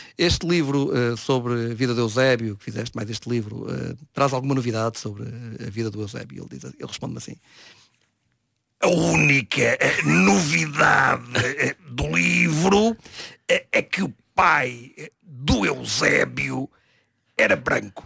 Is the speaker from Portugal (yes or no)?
yes; Vila do Conde, Norte, Portugal; eu sou de Vila do Conde